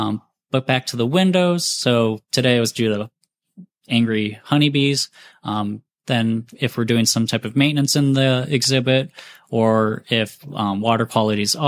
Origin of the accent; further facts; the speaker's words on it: Mentor, Ohio, United States; moved away as an adult; now in Greensboro, United States; where I grew up in Mentor, Ohio, outside of Cleveland.